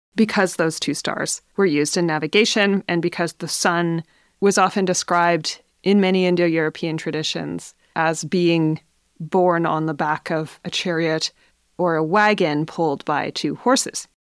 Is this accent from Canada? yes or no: yes; Smithers, British Columbia, Canada; here in Smithers in my hometown